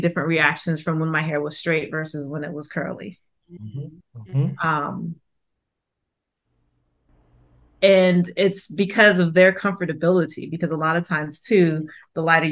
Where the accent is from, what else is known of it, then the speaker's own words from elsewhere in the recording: New York, United States; moved away; also born or lived in South Georgia; I grew up in Queens